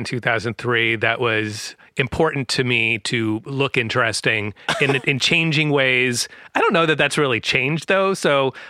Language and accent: English; San Francisco, California, United States; born or raised there; also born or lived in New York